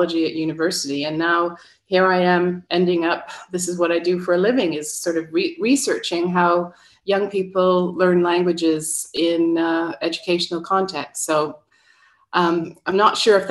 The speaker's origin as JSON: {"language": "English", "town": "Ottawa", "region": "Ontario", "country": "Canada", "tie": "born or raised there", "first_language": "English", "said": "I'm originally from Ottawa in Canada."}